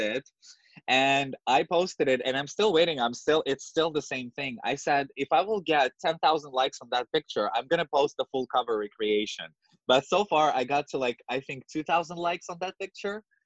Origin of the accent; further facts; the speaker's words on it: Moscow, Russia; English is a second language; moved away as an adult; now in New York, United States; I grew up in Moscow, in the capital in Russia